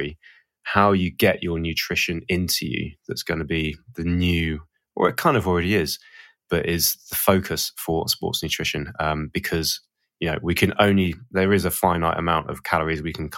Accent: Portsmouth, South East England, United Kingdom; we grew up in Portsmouth

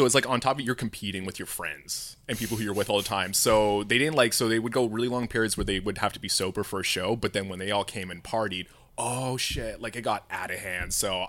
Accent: Medicine Hat, Alberta, Canada; Medicine Hat, Alberta.

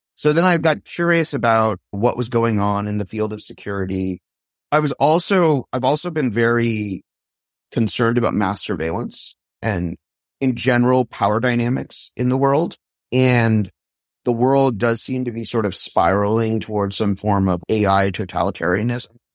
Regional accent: Palo Alto, California, United States; I grew up in Palo Alto

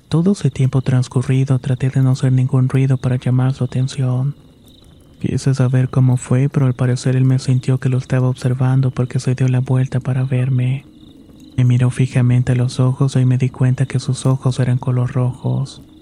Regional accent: Saltillo, Coahuila, Mexico; Originalmente soy de Saltillo, Coahuila y esta es una historia breve.

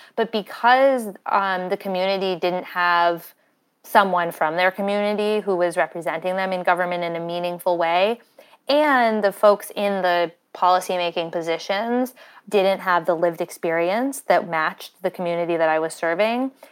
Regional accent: Windham, New Hampshire, United States; I grew up in Wyndham, New Hampshire, which is in southern New Hampshire

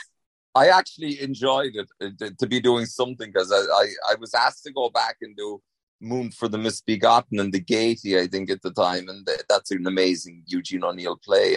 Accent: Tralee, Munster, Ireland; moved away as an adult; also born or lived in New York / Florida; now in Los Angeles, United States; growing up in Tralee

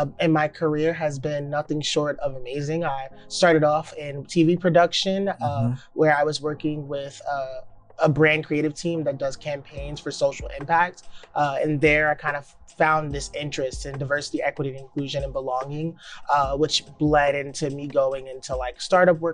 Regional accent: New York City, New York, United States; I am from Brooklyn, New York. I was born in Bed-Stuy, raised in Bushwick.

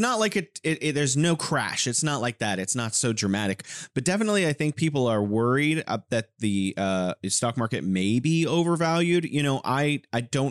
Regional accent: California, United States; moved away as an adult; now in Wuhan, China; I'm originally from California. I'm living here in beautiful Wuhan, China

